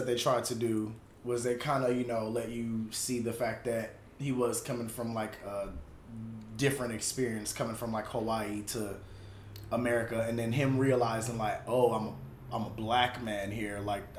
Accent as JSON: {"language": "English", "country": "Jamaica", "said": "I'm Jamaican"}